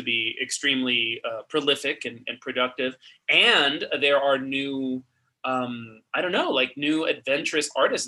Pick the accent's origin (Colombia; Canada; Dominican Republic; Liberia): Dominican Republic; now in New York, United States; I grew up in Dominican Republic, and on the radio, Mexican music dominates